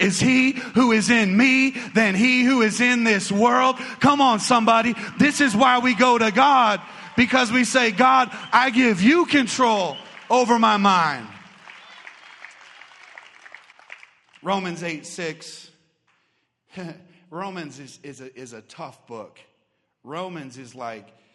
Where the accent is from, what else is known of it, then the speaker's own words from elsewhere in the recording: Arizona, United States; I grew up here in Arizona